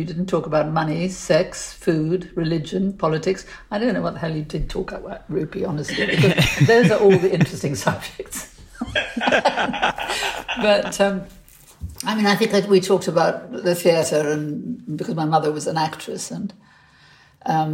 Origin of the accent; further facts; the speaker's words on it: South Africa; now in United Kingdom; But I was brought up in South Africa, and we had a cook